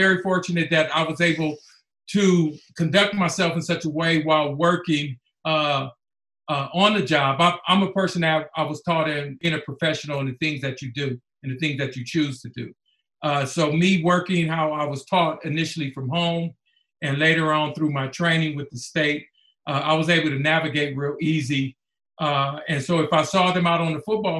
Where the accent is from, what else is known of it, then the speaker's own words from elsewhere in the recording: Pomona, California, United States; I grew up in Pomona, California